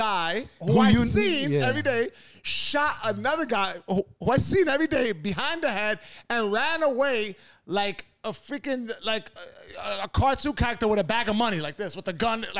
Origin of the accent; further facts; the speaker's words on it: New York City, New York, United States; growing up in the Lower East Side